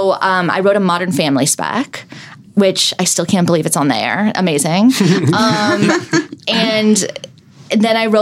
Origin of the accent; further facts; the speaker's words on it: Calabasas, California, United States; I grew up sort of in LA, I grew up in Calabasas